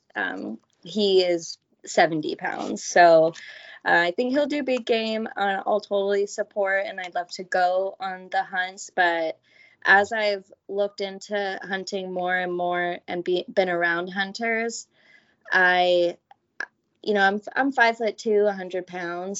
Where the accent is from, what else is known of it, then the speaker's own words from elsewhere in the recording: Southern California, United States; I'm born and raised in Southern California, never left